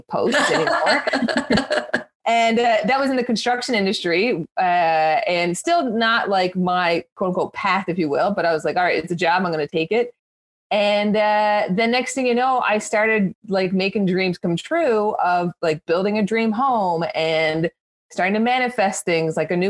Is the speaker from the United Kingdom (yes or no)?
no; Newfoundland and Labrador, Canada; I'm also a Newfoundlander like Gina